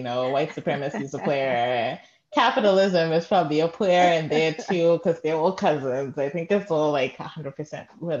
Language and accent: English; Zimbabwe; moved away; growing up in Zim